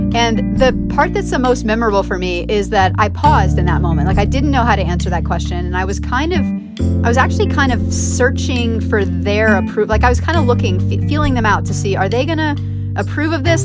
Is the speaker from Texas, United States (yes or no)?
yes; between Dallas and Fort Worth, Texas, United States; also born or lived in Miami Beach, Florida; growing up in Texas in the suburb where I grew up